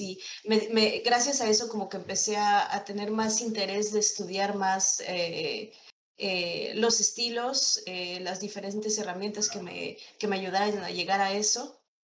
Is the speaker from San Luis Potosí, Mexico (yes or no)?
no; State of Mexico, Mexico; moved away as an adult; also born or lived in Monterrey; yo soy del Estado de México, pero pues eh, por temas de trabajo me moví a Monterrey